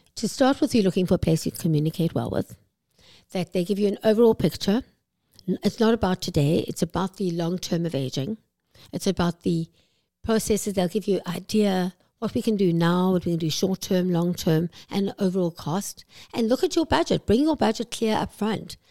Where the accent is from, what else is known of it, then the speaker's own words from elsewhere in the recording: South Africa; moved away as an adult; now in Vancouver, Canada; I'm South African, as you can probably hear